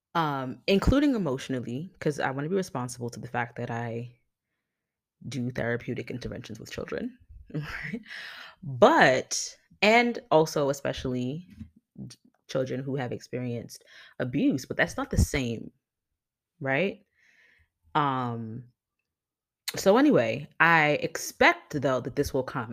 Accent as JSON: {"language": "English", "town": "New York City", "region": "New York", "country": "United States", "tie": "born or raised there", "said": "I grew up in New York City"}